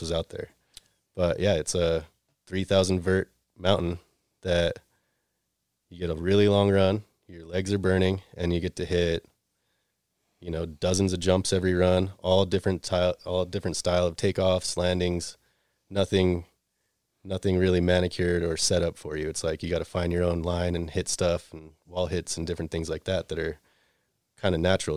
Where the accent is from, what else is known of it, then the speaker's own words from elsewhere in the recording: Salt Lake City, Utah, United States; I grew up here in Salt Lake City